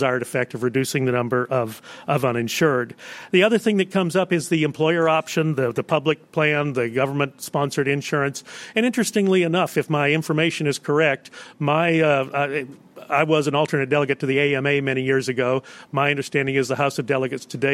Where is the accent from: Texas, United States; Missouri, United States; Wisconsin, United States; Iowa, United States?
Texas, United States; my home state of Texas